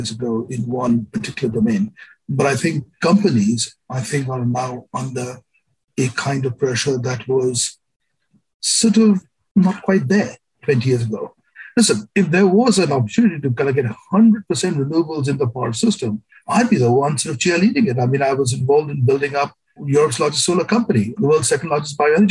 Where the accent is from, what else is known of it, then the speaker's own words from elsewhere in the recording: India; I grew up in India